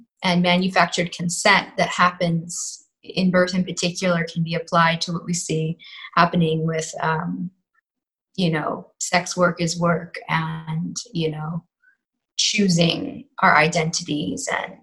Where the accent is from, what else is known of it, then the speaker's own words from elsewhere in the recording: New York City, New York, United States; I'm from New York City and, you know, grew up in a kind of a neoliberal, predominantly secular bubble.